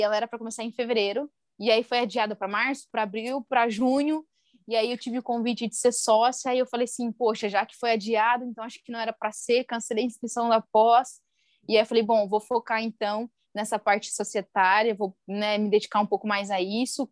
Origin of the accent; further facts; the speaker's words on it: interior of Paraná, Brazil; moved away; sou de uma cidade lá do interior do Paraná